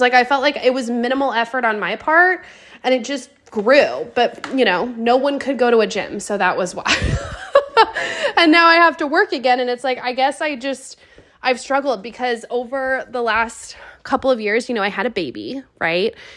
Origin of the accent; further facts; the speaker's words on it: Pacific Northwest, United States; moved away; we are both from the Pacific Northwest